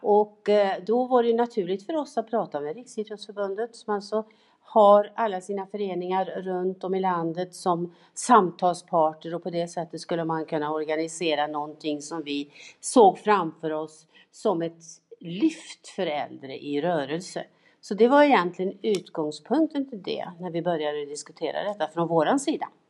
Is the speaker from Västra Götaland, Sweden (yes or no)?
yes; Tidaholm, Västra Götaland, Sweden; mina gubbar i GIF där hemma i Tidaholm